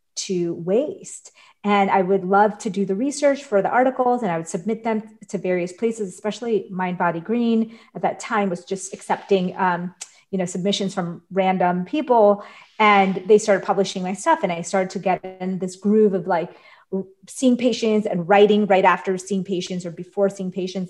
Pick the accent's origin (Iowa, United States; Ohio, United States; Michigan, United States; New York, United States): New York, United States; I grew up in New York